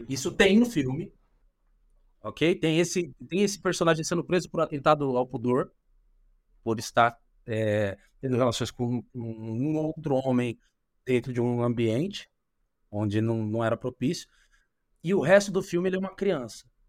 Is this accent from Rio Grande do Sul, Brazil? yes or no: no; São Paulo, Brazil; Eu venho da periferia de São Paulo, venho de Itaquera